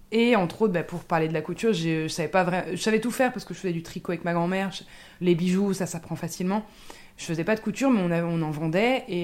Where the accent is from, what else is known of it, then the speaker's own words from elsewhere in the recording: Ardennes, Meuse valley, Grand Est, France; j'ai grandi dans les Ardennes, dans la vallée de la Meuse, donc c'est la campagne version un petit peu de montagne quand même.